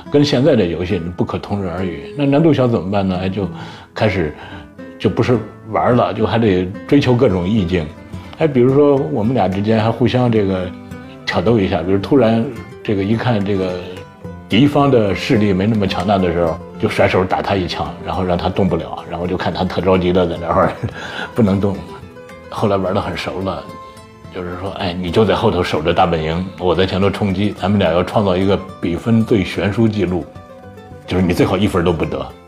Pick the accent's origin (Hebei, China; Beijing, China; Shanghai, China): Hebei, China; 我是河北的考生